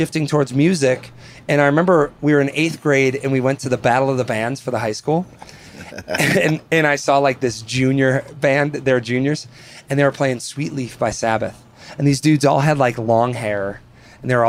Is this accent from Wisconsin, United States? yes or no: yes; Spring Prairie, Wisconsin, United States; also born or lived in East Troy, Wisconsin; growing up in Wisconsin